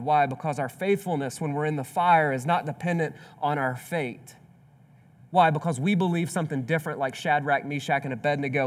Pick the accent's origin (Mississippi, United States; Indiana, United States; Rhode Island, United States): Mississippi, United States; I grew up in Mississippi